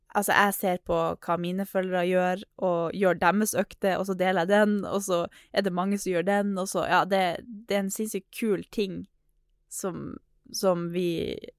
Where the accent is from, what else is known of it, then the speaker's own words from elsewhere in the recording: Northern Norway, Norway; accent: Northern Norwegian; jeg er nordlending